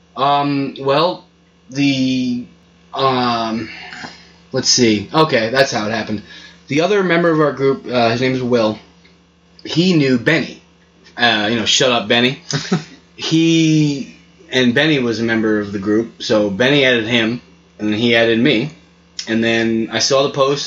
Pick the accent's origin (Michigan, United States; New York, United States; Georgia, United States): New York, United States; moved away as an adult; also born or lived in Long Island; now in Appalachia, United States; I'm from New York